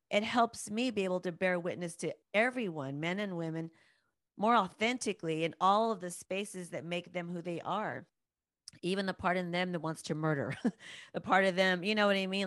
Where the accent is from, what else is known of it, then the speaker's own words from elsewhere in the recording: United States; as American women, as Western women